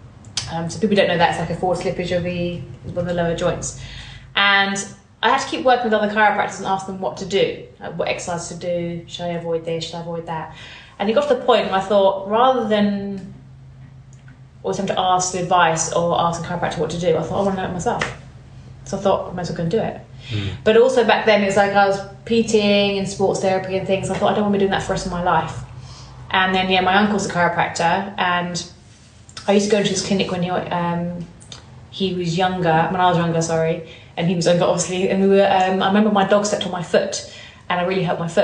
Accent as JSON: {"language": "English", "country": "United Kingdom", "tie": "born or raised there", "also_born_or_lived": "Bournemouth", "said": "I grew up and lived in west side of London, so sort of Buckinghamshire way"}